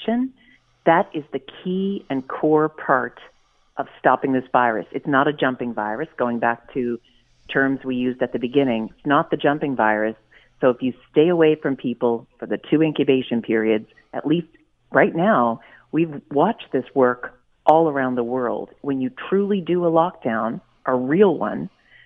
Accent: Nova Scotia, Canada; I'm from Nova Scotia, and we've done things a little differently here

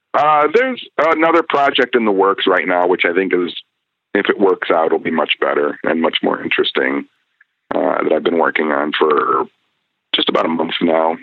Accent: United States

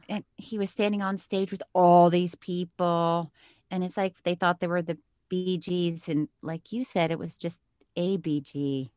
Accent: Miami, Florida, United States; I was born in Miami

